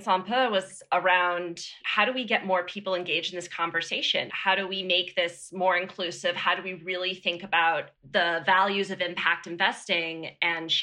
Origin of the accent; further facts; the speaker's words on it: Boston, Massachusetts, United States; moved away as an adult; now in Washington, D.C., United States; I grew up outside Boston, and I've lived in Washington, D.C. for the last decade